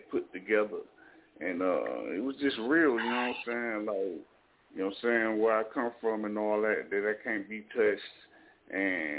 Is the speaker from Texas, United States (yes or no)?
no; North Carolina, United States; I'm an artist from North Carolina